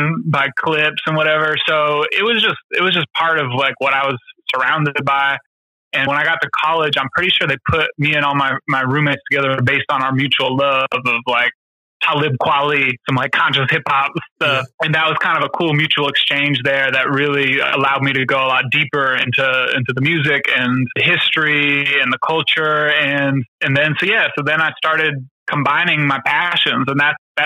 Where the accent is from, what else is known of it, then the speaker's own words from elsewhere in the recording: Sacramento, California, United States; I am originally from Sacramento, California